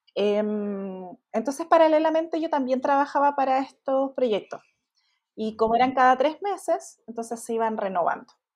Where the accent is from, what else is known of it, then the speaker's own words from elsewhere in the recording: Chile; Yo soy chilena